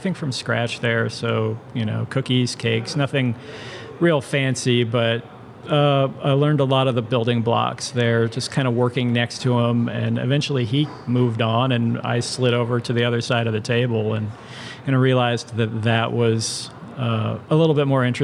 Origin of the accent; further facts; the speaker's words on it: Indianapolis, Indiana, United States; grew up here in Indianapolis